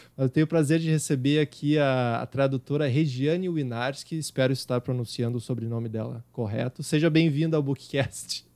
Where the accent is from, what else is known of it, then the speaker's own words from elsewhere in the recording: Rio Grande do Sul, Brazil; accent: gaúcho; eu tenho um sotaque muito carregado gaúcho